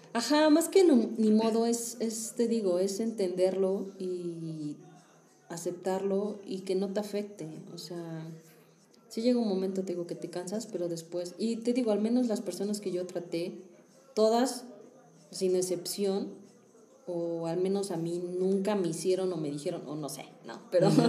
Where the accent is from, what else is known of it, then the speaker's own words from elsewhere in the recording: Mexico; nosotros como mexicanos sí somos muy de vas a lo que vas